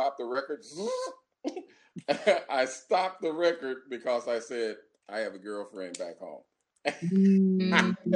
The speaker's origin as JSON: {"language": "English", "town": "St. Louis", "region": "Missouri", "country": "United States", "said": "I'm from St. Louis, Missouri, right from the middle of the United States"}